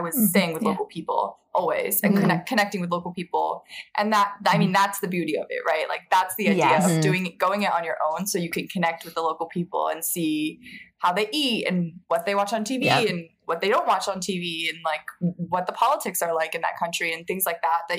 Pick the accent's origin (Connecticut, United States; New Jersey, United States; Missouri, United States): New Jersey, United States; moved away; also born or lived in Alaska / South Korea / Nepal / India; growing up on the East Coast, I grew up in New Jersey.